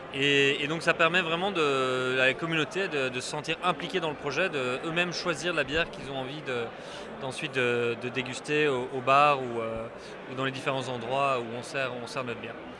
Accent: Brussels, Brussels-Capital Region, Belgium; je suis bruxellois

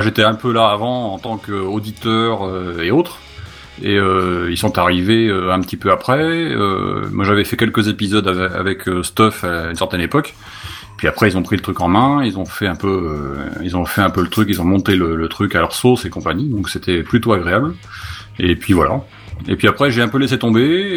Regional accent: Bordeaux, Nouvelle-Aquitaine, France

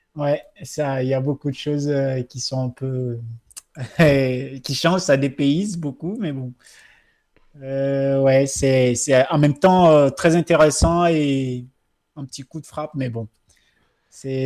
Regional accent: Togo; now in Lyon, France; le Togo qui est mon pays.

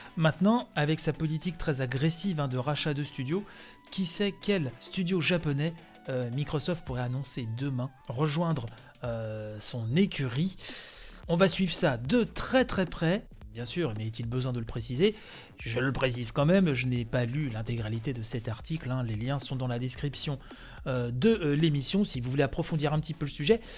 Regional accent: France; chez nous, en France

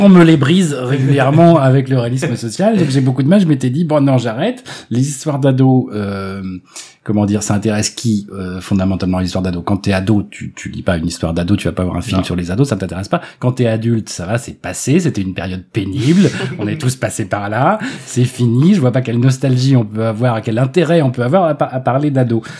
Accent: Melun, Île-de-France, France; J'ai grandi à Melun

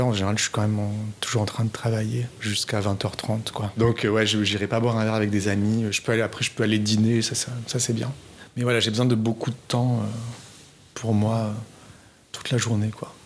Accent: southern France, France; je viens du sud de la France je sais qu'on fait certaines fautes, euh, certaines fautes culturelles en fait euh, dans la région où je viens, que mes parents faisaient

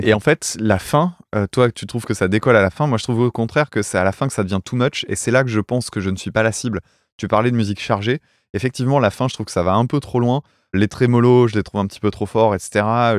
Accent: France; en tant que français, tu vois, provincial

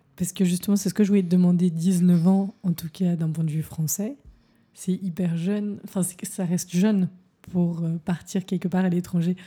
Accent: Paris, Île-de-France, France; now in Berlin, Germany; j'ai grandi à Paris

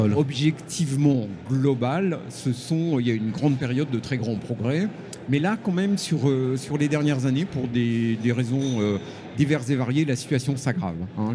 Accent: Chambéry, Auvergne-Rhône-Alpes, France; ma ville natale de Chambéry

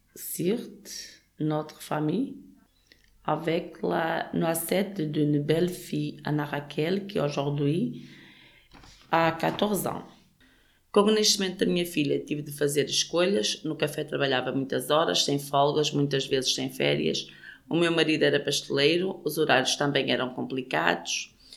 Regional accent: Gondomar, Porto District, Portugal; now in Rumilly, France; nasci em Sobrido Melos, Gondomar, Distrito do Porto.

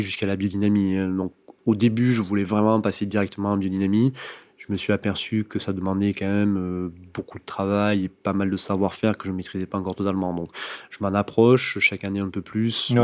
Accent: Bédarieux, Occitania, France; je suis né effectivement donc à Bédarieux, donc petite ville tout au nord de l'Hérault, dans le parc naturel du Languedoc. Et j'ai passé mes 18 premières années

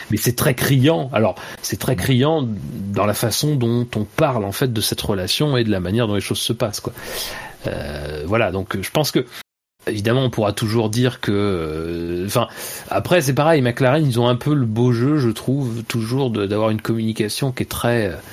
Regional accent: France; En plus, je suis français, donc je peux leur indiquer les bons, les, bons bistrots du coin.

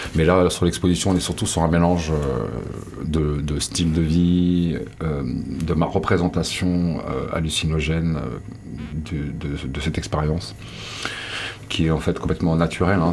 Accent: Landes, Arcachon Basin, Nouvelle-Aquitaine, France; moved away as an adult; also born or lived in Brazil / United States; j'ai été élevé dans les Landes, j'ai été élevé sur le bassin de racachon

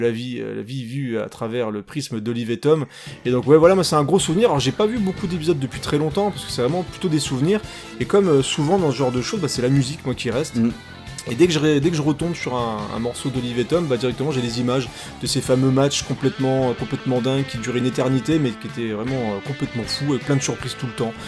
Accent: France; chez nous, en France

